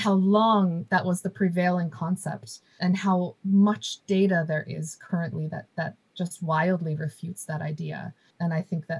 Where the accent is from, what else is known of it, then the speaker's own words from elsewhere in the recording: United States; moved away; I was born and raised in the United States